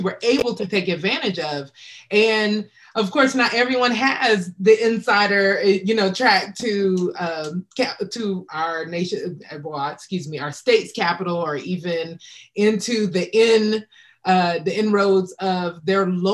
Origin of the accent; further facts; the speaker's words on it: Wichita, Kansas, United States; moved away; I'm from Wichita, Kansas originally.